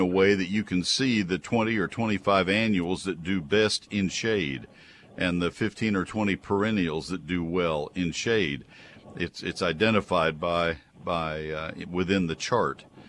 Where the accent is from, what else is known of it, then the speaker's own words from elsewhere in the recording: Brazos County, Texas, United States; also born or lived in Dallas-Fort Worth area, Texas; I grew up in Brazos County